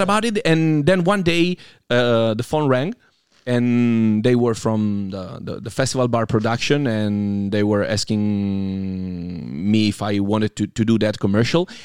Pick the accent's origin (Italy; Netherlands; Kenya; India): Italy; Piedmont; I grew up in a tiny, tiny city in Piemonte, which is oh. actually in the intersection between Piemonte and Lombardia